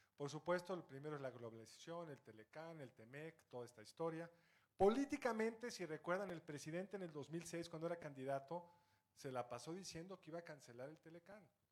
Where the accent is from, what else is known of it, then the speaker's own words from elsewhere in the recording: Mexico; soy mexicano